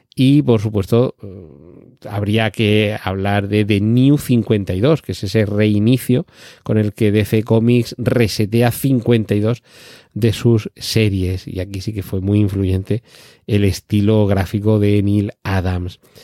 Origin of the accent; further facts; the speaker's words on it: Spain; yo recuerdo haber leído algún cómic en mi niñez aquí en España